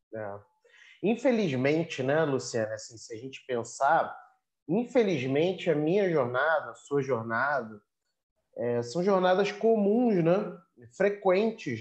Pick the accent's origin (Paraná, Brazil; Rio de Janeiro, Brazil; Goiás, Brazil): Rio de Janeiro, Brazil; eu nasci no Rio, né? E, e construí minha vida no Rio